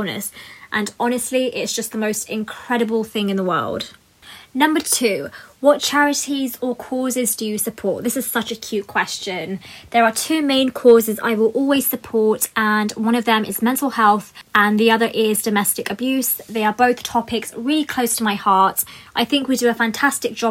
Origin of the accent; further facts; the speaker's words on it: United Kingdom; a British Asian woman myself